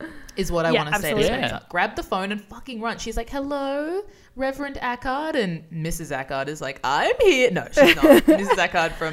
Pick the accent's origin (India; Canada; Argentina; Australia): Australia; Brisbane, Queensland; I'm from Brisbane.